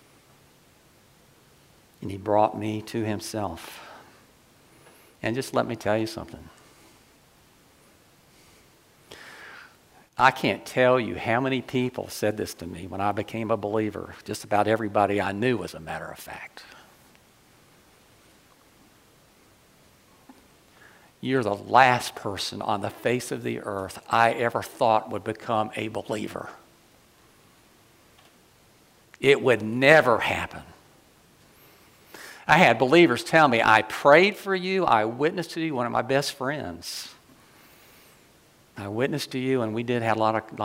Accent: Ocala, Florida, United States; I grew up in the South

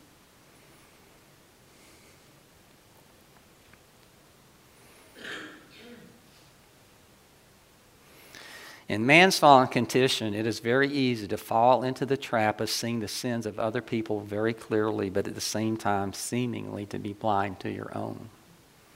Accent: Ocala, Florida, United States; I grew up in the South

